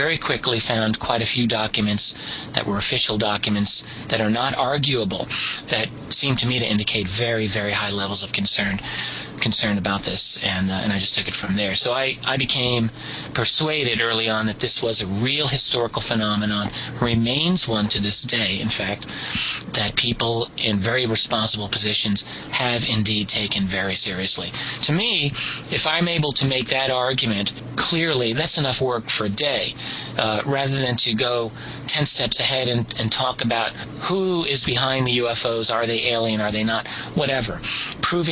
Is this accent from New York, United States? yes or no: yes; New York City, New York, United States; We're all from Brooklyn.